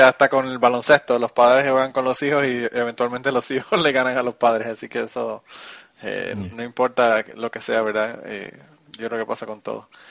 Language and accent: Spanish; Puerto Rico; now in Kentucky, United States; mi pueblo en Puerto Rico